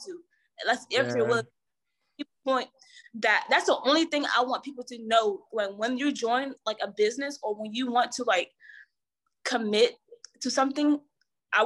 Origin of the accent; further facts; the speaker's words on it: Savannah, Georgia, United States; like where I'm from, like I said, I'm from Savannah.